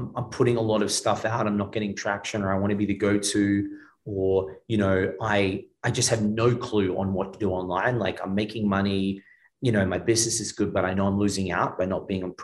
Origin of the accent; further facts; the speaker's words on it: Australia; now in Miami, United States; I'm Australian